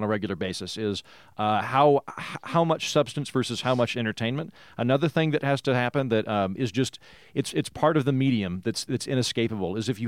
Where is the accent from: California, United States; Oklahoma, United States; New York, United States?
Oklahoma, United States; I'm from Oklahoma, which is functionally the 50s